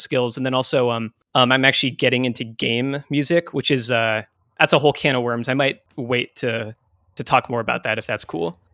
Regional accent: near Boston, Massachusetts, United States; I grew up near Boston.

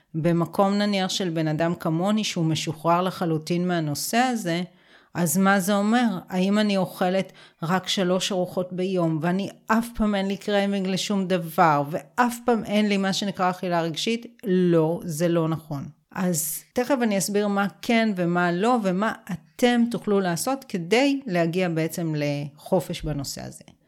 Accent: Israel; גדלתי בקיבוץ

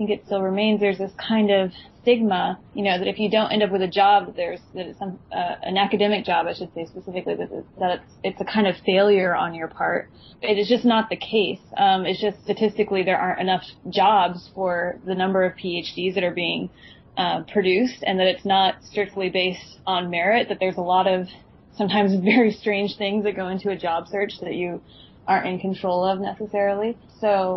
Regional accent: Washington, United States; now in Virginia, United States; the state I grew up in Washington State

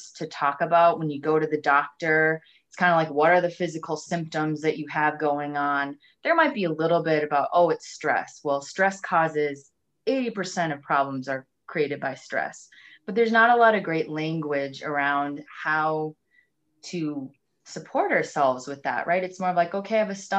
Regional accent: Minnesota, United States; I'm from Minnesota.

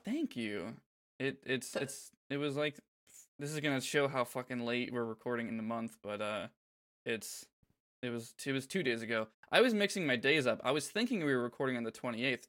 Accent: Florida, United States; growing up in Florida

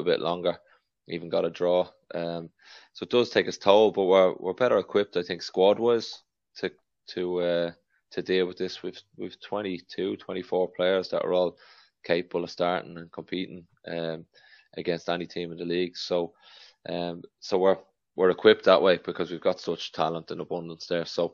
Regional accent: Dublin, Leinster, Ireland; I'm from Knocklyon where Gary's from

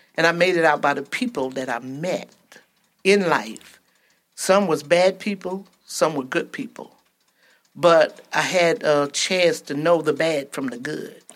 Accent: Georgia, United States; moved away; also born or lived in Flint, Michigan / Ypsilanti, Michigan; I'm originally from Georgia. My parents migrated to Flint, and from there to Ypsilanti

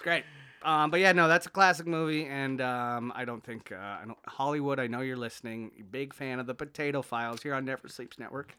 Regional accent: Canada; I'm Canadian, but, like, the, the heritage is Irish

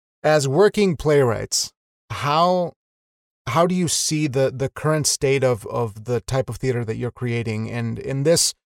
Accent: Wyoming, United States; I'm from Wyoming

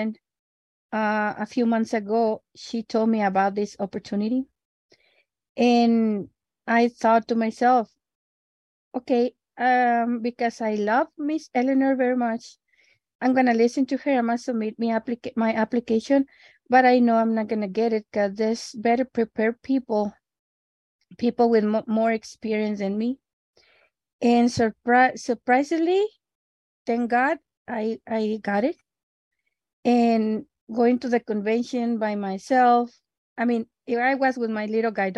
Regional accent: El Paso, Texas, United States; English is a second language; I am from El Paso

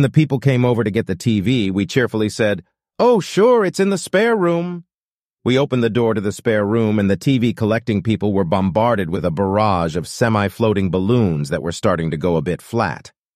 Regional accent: New Zealand; accent: New Zealand; my New Zealand accent

